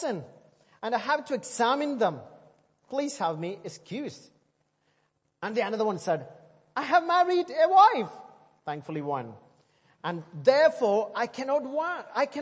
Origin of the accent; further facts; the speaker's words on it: India; now in England, United Kingdom; As an Indian